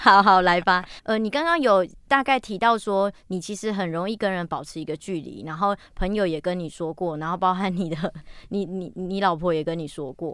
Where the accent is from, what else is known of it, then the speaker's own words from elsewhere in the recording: Taichung, Taiwan; 我是台中人